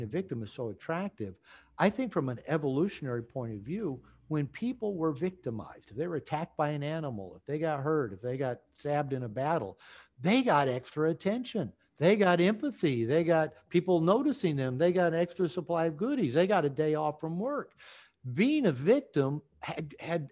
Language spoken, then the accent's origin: English; Bellevue, Washington, United States; I grew up in Bellevue